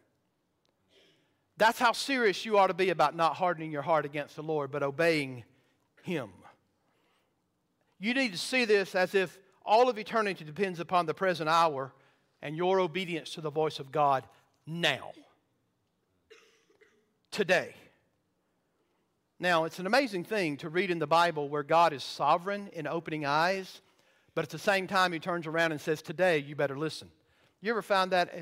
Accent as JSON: {"language": "English", "region": "the South", "country": "United States", "tie": "born or raised there", "said": "I grew up in the South"}